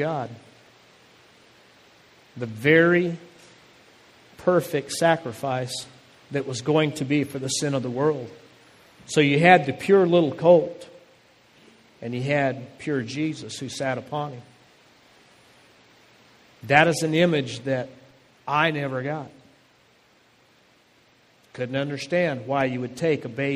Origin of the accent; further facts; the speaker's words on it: Phoenix, Arizona, United States; my home that I grew up in Phoenix, Arizona